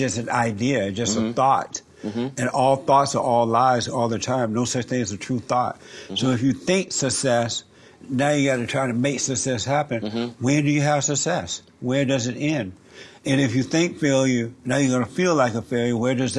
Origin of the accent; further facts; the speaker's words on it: Alabama, United States; I went through hell, especially when I moved out here from Alabama.